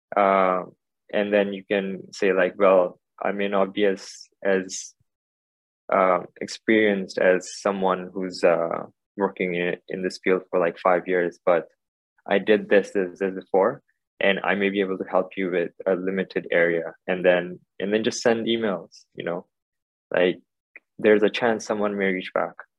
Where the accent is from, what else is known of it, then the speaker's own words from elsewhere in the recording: Hong Kong; also born or lived in India / United States / United Kingdom; I was born here in Hong Kong, uh, and then I did schooling here for a little bit, uh, early kindergarten, and then went to India for a few years. Then came back, did high school here